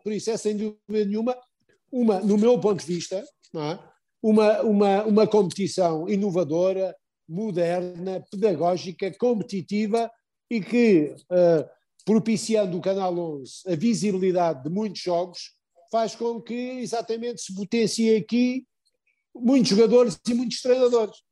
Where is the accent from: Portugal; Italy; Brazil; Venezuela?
Portugal